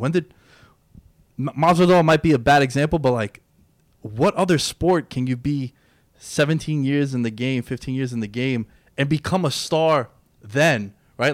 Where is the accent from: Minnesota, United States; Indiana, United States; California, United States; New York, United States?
New York, United States; New York City; I grew up in Queens. I still live in New York.